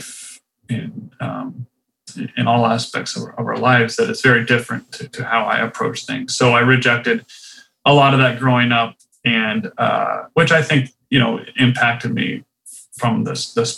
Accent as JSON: {"language": "English", "town": "Rancho Santa Fe", "region": "California", "country": "United States", "tie": "born or raised there", "also_born_or_lived": "Riverside County, California / North Carolina", "moved": "as an adult", "said": "I grew up in the town that's called Rancho Santa Fe in California"}